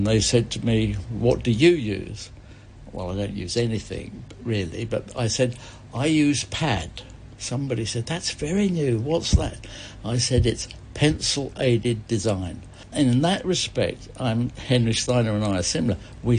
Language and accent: English; East Barnet, London, United Kingdom; In Hertfordshire. In East Barnet.